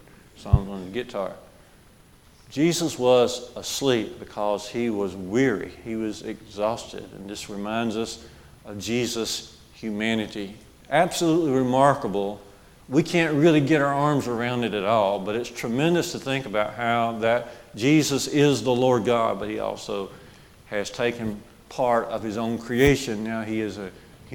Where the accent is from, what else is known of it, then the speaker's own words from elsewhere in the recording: Jasper, Alabama, United States; growing up on Highway 5 in Jasper, in our neighborhood, little village of Barkers